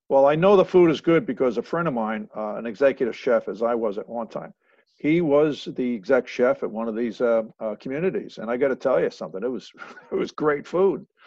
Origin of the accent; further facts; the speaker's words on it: Long Island, New York, United States; I was born and raised on Long Island